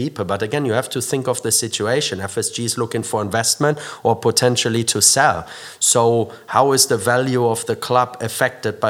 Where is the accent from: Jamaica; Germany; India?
Germany; near Dortmund, North Rhine-Westphalia; now in United Kingdom; I grew up near Dortmund in Germany.